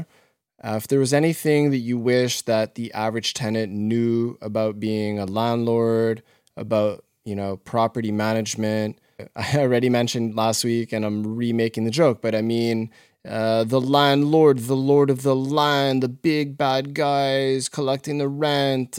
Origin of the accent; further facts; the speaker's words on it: Montreal, Quebec, Canada; I come from Montreal